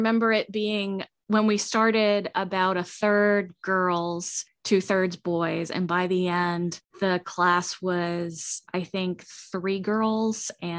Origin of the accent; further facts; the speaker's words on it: Denver, Colorado, United States; born there; Well, I was born in Denver.